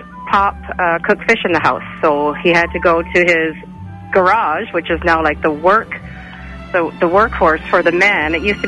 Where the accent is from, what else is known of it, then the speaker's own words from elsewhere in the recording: Newfoundland and Labrador, Canada; I'm from Newfoundland